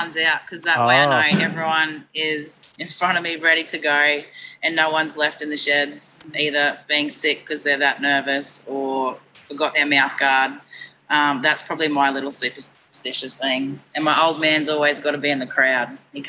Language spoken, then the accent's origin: English; Queensland, Australia; Very, very passionate Queenslander.